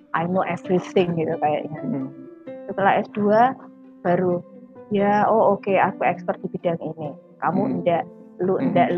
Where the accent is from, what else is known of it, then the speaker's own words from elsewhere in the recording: Sumatra, Jambi, Indonesia; also born or lived in Yogyakarta / Jakarta; now in Surabaya, Indonesia; masa kecil saya di di Sumatera di Jambi